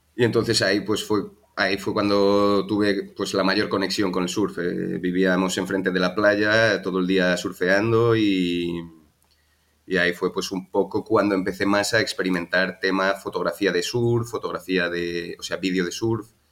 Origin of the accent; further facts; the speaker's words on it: Madrid, Community of Madrid, Spain; moved away as an adult; also born or lived in Galicia; now in Malta; yo nací en Madrid y estuve allí viviendo 27 años, allí me crié